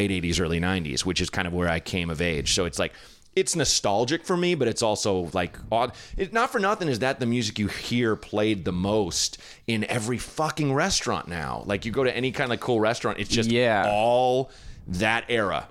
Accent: Portland, Oregon, United States; Portland, Oregon, in like kind of a slightly blacker area of Portland

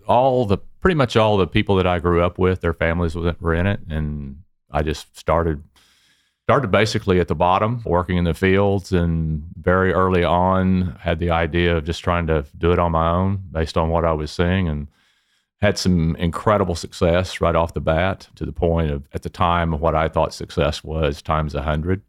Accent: Dallas, Texas, United States; Originally from Dallas, it was in the oil and gas business

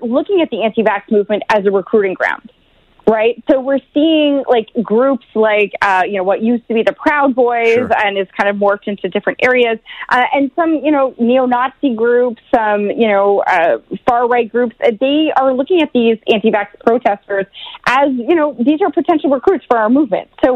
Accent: Oshawa, Ontario, Canada; I come from Oshawa. I come from that kind of blue collar town.

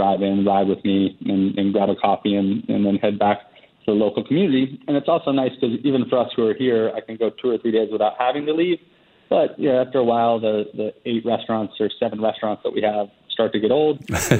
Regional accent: Charleston, South Carolina, United States; now in Las Catalinas, Costa Rica; I grew up in Charleston, South Carolina, which is pretty laid back.

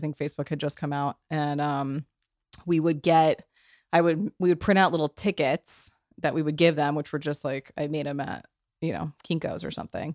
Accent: New Mexico, United States; moved away; also born or lived in New York; I, I come from New Mexico, which is a very, uh, intense culture.

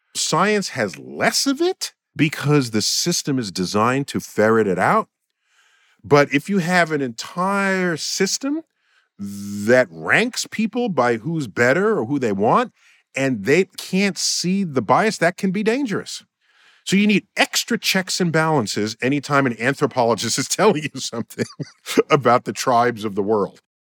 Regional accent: New York City, New York, United States; my hometown, New York City

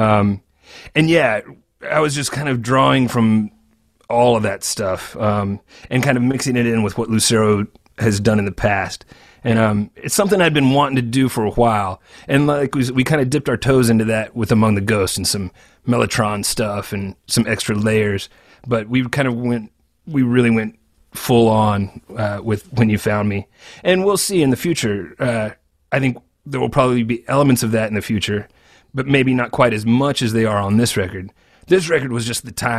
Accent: Arkansas, United States; now in Memphis, United States; another Arkansan like you and me

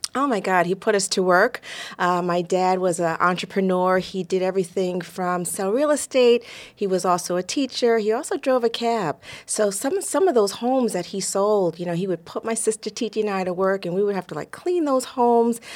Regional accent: New York, United States; Growing up in New York in the 70s

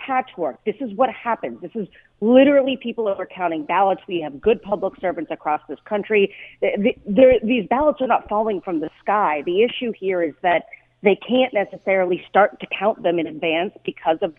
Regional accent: United States; as an American.

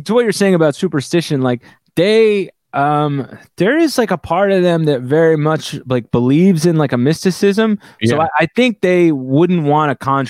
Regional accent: New Jersey, United States; we grew up in North Jersey, Italian guys.

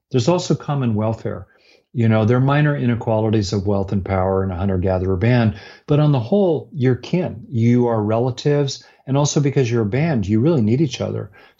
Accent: Los Angeles, California, United States; Where I grew up in LA around Beverly Hills

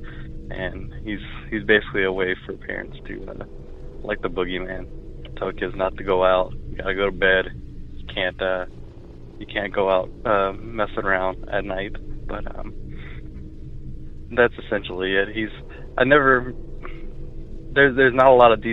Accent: Louisiana, United States; now in Atlanta, United States; I live in Atlanta, but I'm originally from Louisiana

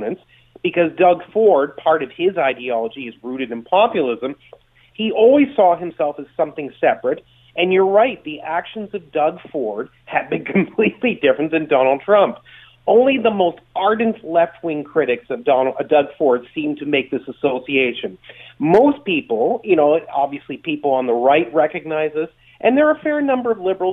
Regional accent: Canada

